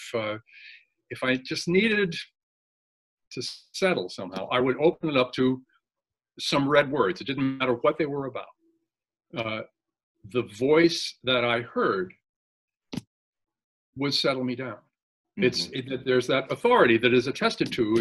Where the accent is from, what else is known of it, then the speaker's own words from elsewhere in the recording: Millwood, Virginia, United States; also born or lived in Manhattan, New York; now in Connecticut, United States; I grew up in Cunningham Chapel Parish in Christchurch, Millwood